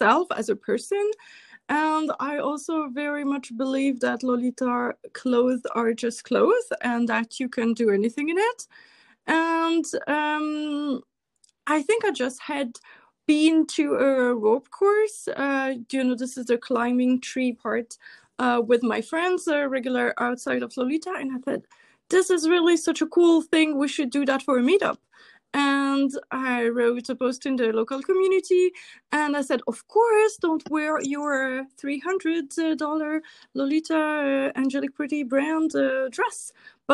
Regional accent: Switzerland; English is a second language; I'm from Switzerland

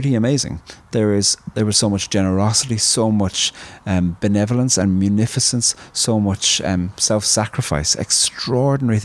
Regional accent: Ireland

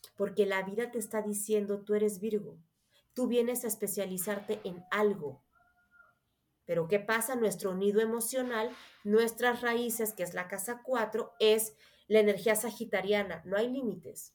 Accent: Mexico; also born or lived in Mexico City; soy mexicana, Vivo en la Ciudad de México

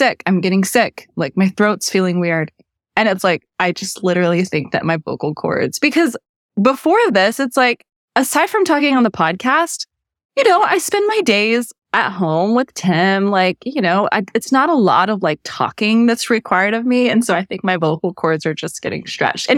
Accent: Texas, United States; I'm from Texas. We don't do rodeo chic

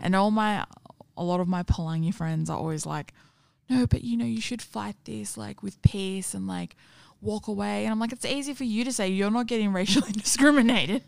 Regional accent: Sydney, New South Wales, Australia; I grew up in Parramatta and Penrith

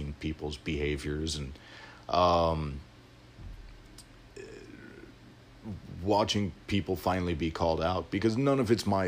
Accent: Illinois, United States; born and raised in Illinois, I grew up in the area around the Prairie Path

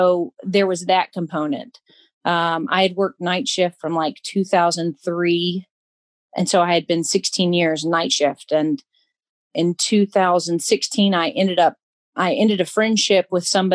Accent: Alabama, United States; moved away as an adult; also born or lived in Tennessee; now in Kentucky, United States; I'm from Alabama originally. I moved up to Tennessee a little over 10 years ago.

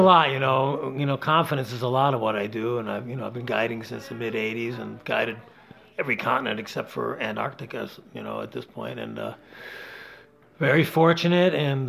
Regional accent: Rochester, New York, United States; also born or lived in Las Vegas, Nevada; now in Campton, New Hampshire, United States; I grew up a city boy, Adam. I grew up in Rochester, New York

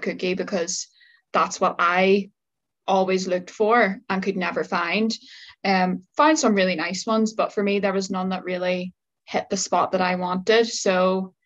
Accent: Northern Ireland, United Kingdom; moved away as an adult; now in Liverpool, United Kingdom; I'm originally from Northern Ireland, as you are yourself. Moved to Liverpool, 5 years ago

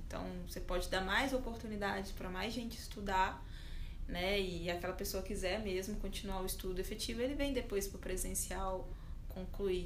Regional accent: Belo Horizonte, Minas Gerais, Brazil; eu sou de Belo Horizonte

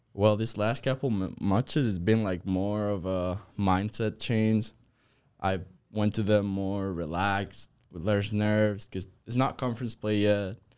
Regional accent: Zaragoza, Aragon, Spain; moved away as an adult; now in United States; I am from Spain. I'm from Zaragoza.

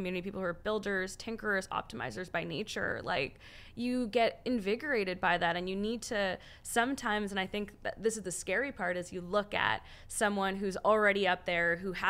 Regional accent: Canada; As a Canadian

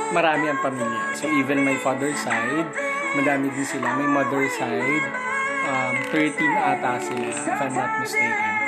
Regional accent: Central Luzon, Philippines; So, moving forward, um, I'm originally from Bulacan. Ah, din ako ah. pinanganak.

